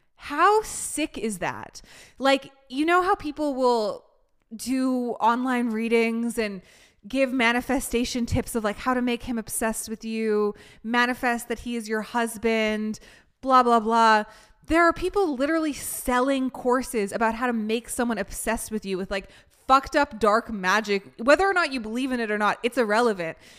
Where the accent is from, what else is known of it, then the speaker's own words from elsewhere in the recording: Vancouver, British Columbia, Canada; moved away; also born or lived in New York; where I grew up in Vancouver